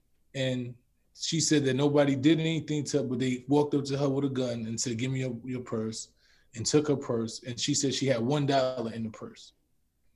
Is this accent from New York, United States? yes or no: yes; New York City, New York, United States; born and raised in the Bronx